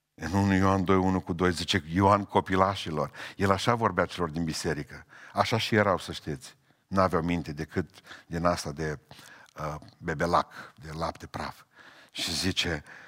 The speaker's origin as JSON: {"language": "Romanian", "country": "Romania", "said": "sunt român, înainte de a fi cetățean al planetei, sunt cetățean român"}